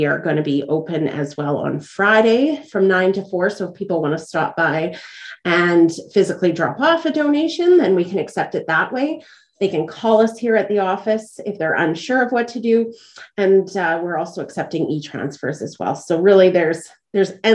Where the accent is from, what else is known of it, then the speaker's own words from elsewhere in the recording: Dauphin, Manitoba, Canada; now in Portage la Prairie, Canada; I'm actually from Dauphin, which is just north of here.